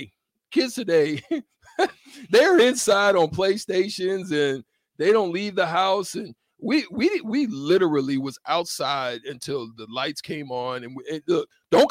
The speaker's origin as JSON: {"language": "English", "region": "the South", "country": "United States", "tie": "born or raised there", "said": "when I was growing up in the South, living at my grandmother's house"}